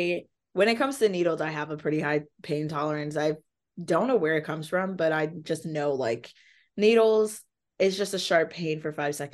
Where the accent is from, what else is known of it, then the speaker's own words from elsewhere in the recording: Nigeria; And also being Nigerian, they use the Bible as a parenting book